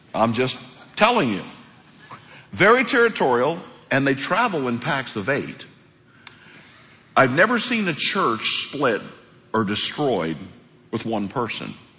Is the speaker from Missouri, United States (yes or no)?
yes; Hawk Point, Missouri, United States; moved away; I am from Hawk Point, Missouri. And um, Hawk Point's a town of about 400 people. Things are a little different in Hawk Point. They were when I was a kid